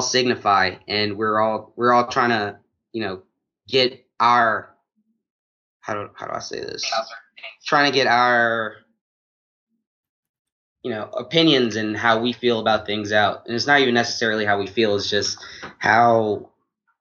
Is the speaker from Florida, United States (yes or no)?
no; New Orleans, Louisiana, United States; now in Atlanta, United States; I'm from New Orleans